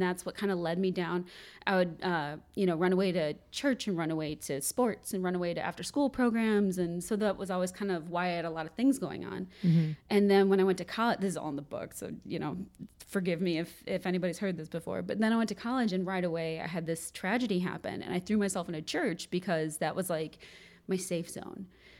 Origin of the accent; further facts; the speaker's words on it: Wilmette, Illinois, United States; In Wilmette.